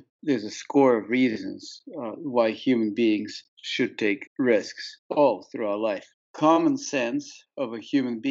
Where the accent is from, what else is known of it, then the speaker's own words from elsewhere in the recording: Saint Petersburg, Russia; moved away; also born or lived in Marlow, New Hampshire; I grew up in St. Petersburg, Russia